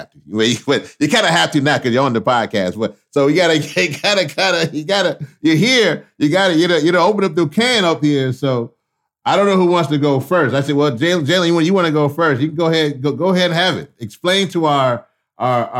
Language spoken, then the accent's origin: English; Louisiana, United States; I was born in Louisiana, so down south